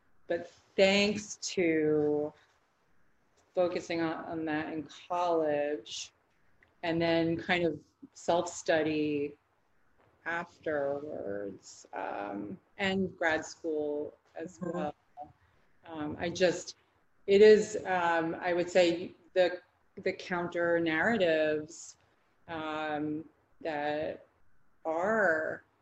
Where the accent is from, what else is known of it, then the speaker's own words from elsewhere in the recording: the North, United States; now in the South, United States; having moved to the South because I grew up in the North